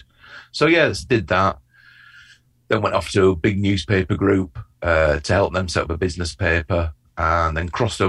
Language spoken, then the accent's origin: English; Bradford, Yorkshire and the Humber, United Kingdom; I grew up in Bradford